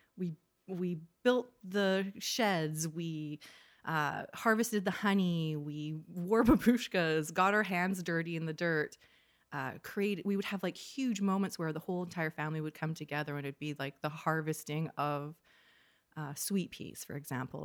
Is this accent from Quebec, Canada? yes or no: no; North Vancouver, British Columbia, Canada; also born or lived in Ontario; I grew up in North Vancouver particularly